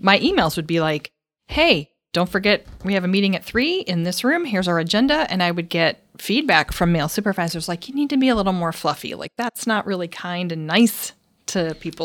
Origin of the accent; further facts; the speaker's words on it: Minnesota, United States; moved away; growing up in Minnesota